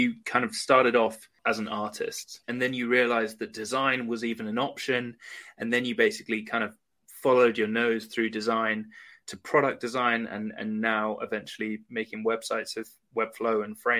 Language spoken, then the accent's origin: English; England, United Kingdom; Maybe it's just because, you know, I'm white, I'm from England, I follow English speaking people that are white as well